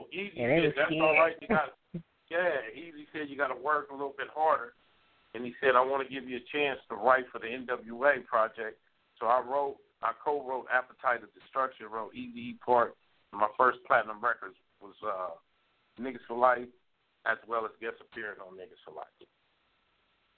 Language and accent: English; Pomona, California, United States; also born or lived in South Bronx, New York; I was born in South Bronx, but I moved early. My mom moved at an early age, when I was early age, and was raised in California, a town called Pomona, California